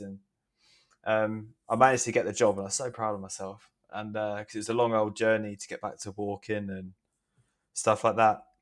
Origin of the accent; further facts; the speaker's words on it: Hastings, South East England, United Kingdom; now in London, United Kingdom; I am from Hastings in the southeast of England, but I currently live in London